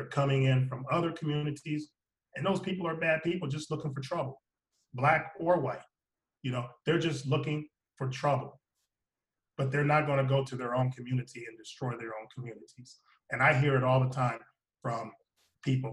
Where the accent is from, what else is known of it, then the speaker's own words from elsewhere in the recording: Alliance, Ohio, United States; moved away; also born or lived in Florida; my hometown of Alliance, Ohio